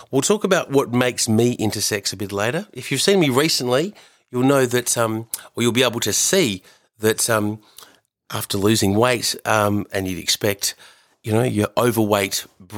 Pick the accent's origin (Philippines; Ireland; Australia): Australia; growing up in Australia in the 80s as a Fijian Indian boy